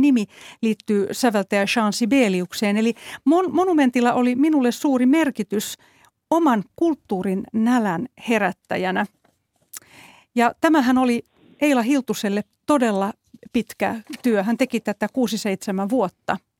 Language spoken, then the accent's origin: Finnish; Helsinki, Uusimaa, Finland; Asuin itse lapsena Töölössä Helsingissä